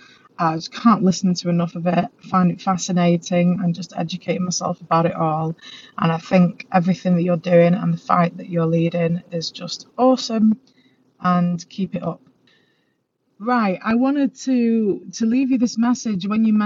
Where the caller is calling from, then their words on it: Manchester, North West England, United Kingdom; I'm listening in from Manchester, England.